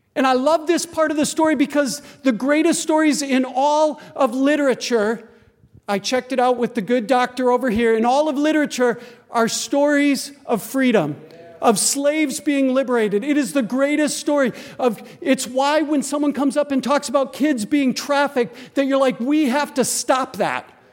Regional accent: Green Bay, Wisconsin, United States; I grew up in Green Bay, Wisconsin, so I can hear Lambeau Field from my backyard

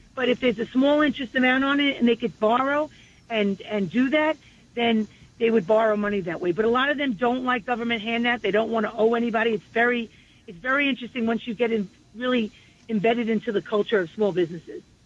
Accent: New York City, New York, United States; I was born and raised on the peninsula, and I'm raising my family there

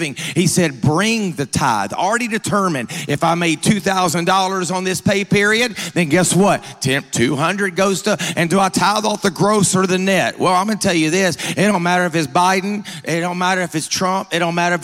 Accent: Georgia, United States; I'm from Georgia

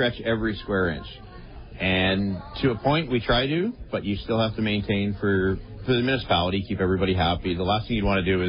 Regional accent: Brooklin, Ontario, Canada; This is my hometown.

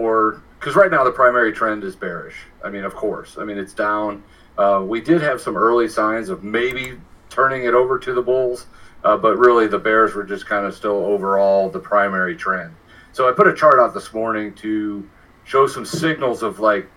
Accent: Baltimore, Maryland, United States; I was born in Baltimore

